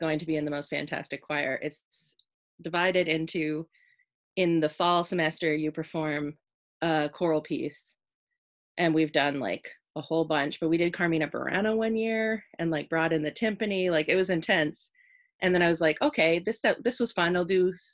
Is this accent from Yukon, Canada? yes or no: no; Stouffville, Ontario, Canada; my hometown of Stouffville, Ontario